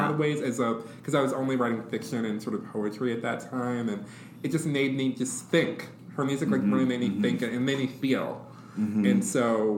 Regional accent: Detroit, Michigan, United States; I grew up in Detroit, Michigan

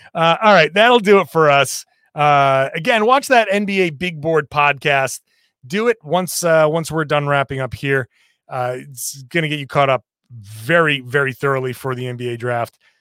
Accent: Rhode Island, United States; I'm from Rhode Island

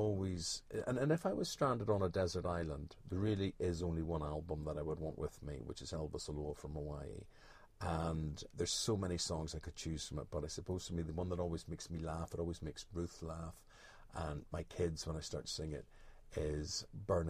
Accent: Belfast, Northern Ireland, United Kingdom; When I was growing up in Belfast

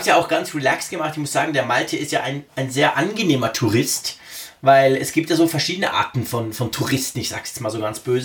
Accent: Bern, Switzerland; accent: Berndeutsch; first language Swiss German; in Bern, also meine Heimatstadt

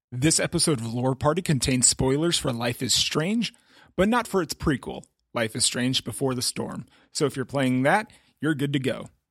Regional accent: Cuyahoga Falls, Ohio, United States; moved away; my hometown of Cuyahoga Falls in Ohio

